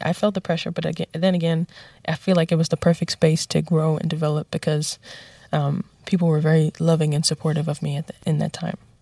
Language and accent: English; New York City, New York, United States; even though I'm from the Bronx, I made it out